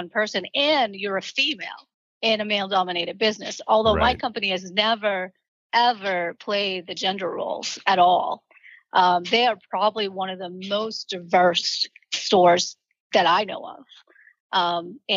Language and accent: English; Boston, Massachusetts, United States; moved away; also born or lived in Columbia Point, Boston; We were raised in the projects in Boston